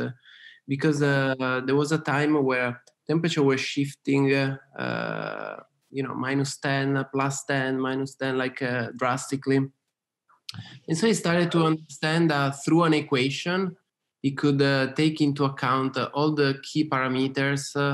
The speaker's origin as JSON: {"language": "English", "town": "Turin", "region": "Piedmont", "country": "Italy", "tie": "born or raised there", "also_born_or_lived": "London / Austin, Texas", "moved": "as an adult", "said": "I was born in Torino, which is Northeast Italy."}